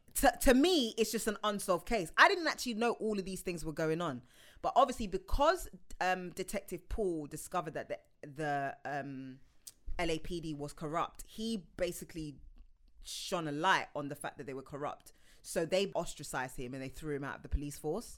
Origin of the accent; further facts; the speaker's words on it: United Kingdom; as a Brit